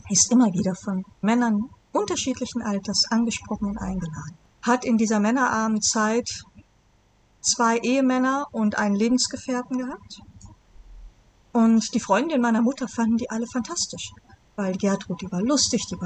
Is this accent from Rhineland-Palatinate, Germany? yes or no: no; Bonn, North Rhine-Westphalia, Germany; ich bin geboren in Bonn